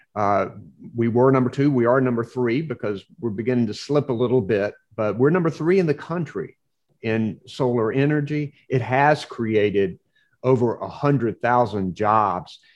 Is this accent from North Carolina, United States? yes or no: yes; Nash County, Eastern North Carolina, United States; when I was a kid growing up in Eastern North Carolina